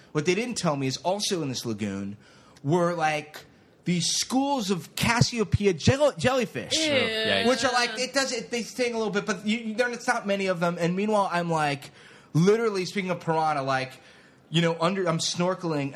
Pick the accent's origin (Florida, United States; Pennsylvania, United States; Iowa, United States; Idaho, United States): Florida, United States; I grew up down in Florida.